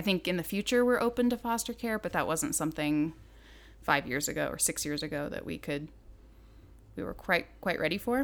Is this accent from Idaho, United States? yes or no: yes; Southern Idaho, United States; moved away as an adult; now in Montana, United States; I grew up in Southern Idaho